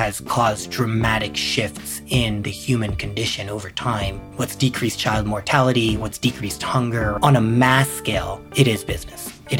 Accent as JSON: {"language": "English", "country": "Israel", "tie": "born or raised there", "also_born_or_lived": "Rwanda", "moved": "as an adult", "lives_now": "New York, United States", "said": "So I grew up entirely in Israel. My parents moved to Israel in the early 80s."}